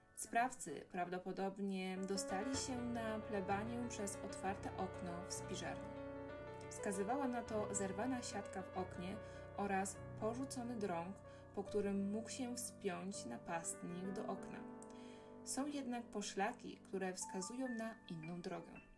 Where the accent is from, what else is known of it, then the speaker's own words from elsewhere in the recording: Rybnik, Silesian Voivodeship, Poland; sama jestem z Rybnika